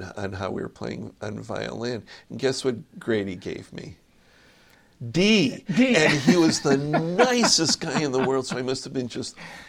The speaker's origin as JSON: {"language": "English", "town": "Middleburg Heights", "region": "Ohio", "country": "United States", "tie": "born or raised there", "moved": "as an adult", "lives_now": "New York City, United States", "said": "I grew up on the west side of Cleveland, a suburb of Middleburg Heights. That's my roots."}